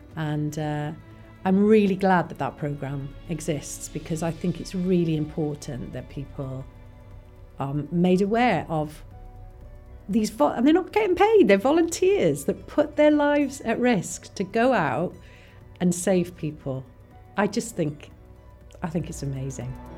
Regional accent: Porthcawl, Wales, United Kingdom; I was brought up in Porthcawl, which is just down the road from here, from Barry, and so I, I lived by the sea all you know all the years I was growing up

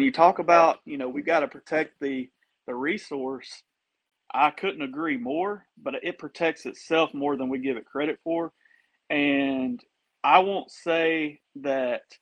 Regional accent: Florida, United States; I'm from Florida.

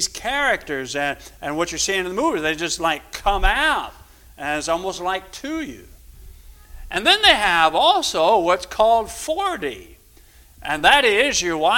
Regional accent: Louisville, Kentucky, United States; I was growing up in Louisville, pretty good, because we lived in Louisville

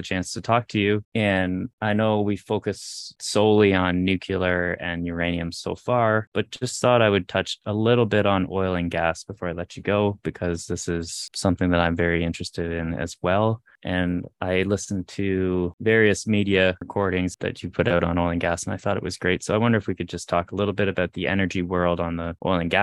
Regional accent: Canada; also born or lived in Ontario; I'm from Canada, I live in Ontario

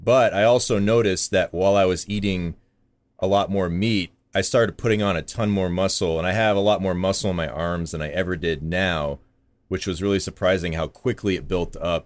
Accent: Vermont, United States; I grew up on the East in Vermont

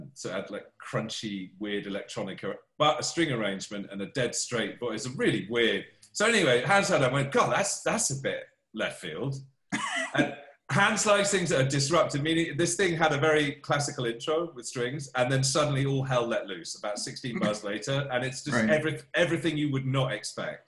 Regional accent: United Kingdom; moved away as an adult; now in Los Angeles, United States

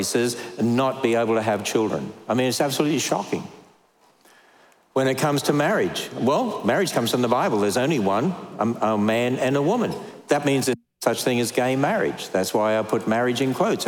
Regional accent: Australia; now in United States; I'm Australian

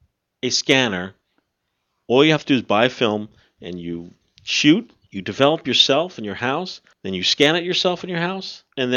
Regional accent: New Jersey, United States; we are from New Jersey

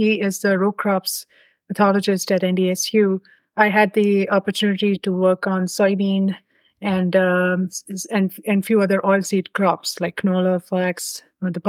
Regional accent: India; moved away as an adult; also born or lived in North Dakota; I am originally from India. I came years ago to North Dakota State University

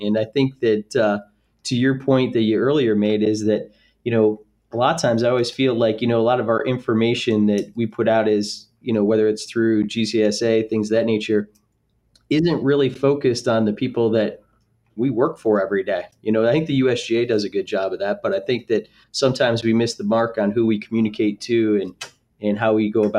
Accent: central New York, United States; I grew up playing golf and at just an 18-hole municipal golf course in central New York. There were probably more cows in the town than there were people, actually.

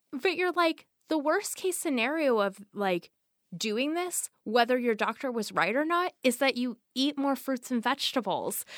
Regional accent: the Northwest, Pacific Northwest, United States; I grew up in the Northwest, a place that's very rainy

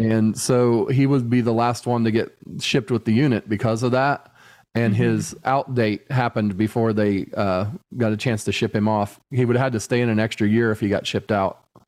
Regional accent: United States; I'm not being an American asshole

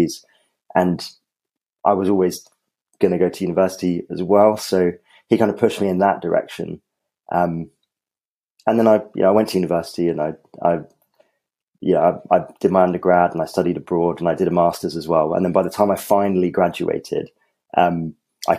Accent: Colchester, East of England, United Kingdom; I grew up in Colchester, which is where the parachute regiment is based

